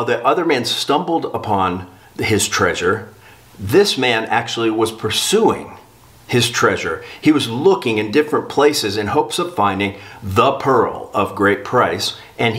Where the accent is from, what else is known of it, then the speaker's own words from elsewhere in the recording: South Florida, United States; I grew up in South Florida